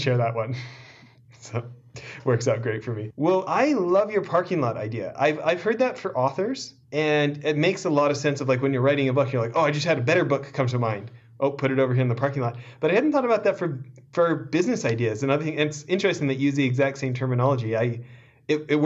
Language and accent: English; Canada; I was born in Canada